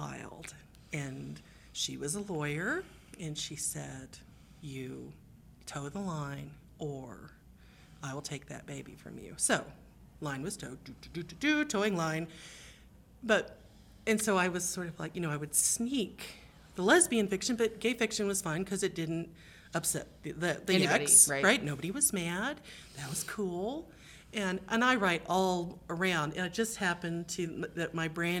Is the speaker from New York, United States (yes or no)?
no; Greenville, Texas, United States; I grew up in Greenville, Texas